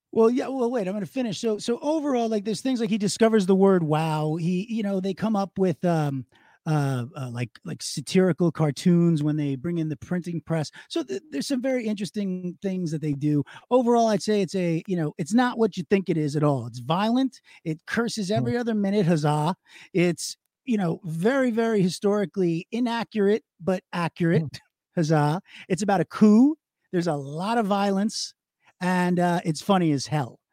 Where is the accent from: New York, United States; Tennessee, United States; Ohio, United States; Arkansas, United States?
New York, United States; Long Island; I'm Jewish and from Long Island